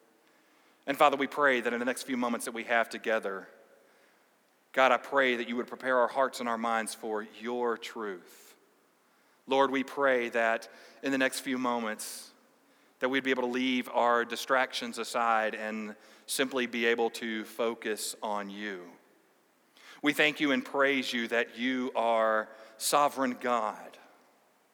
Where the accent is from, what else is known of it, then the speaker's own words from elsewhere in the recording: United States; American evangelicals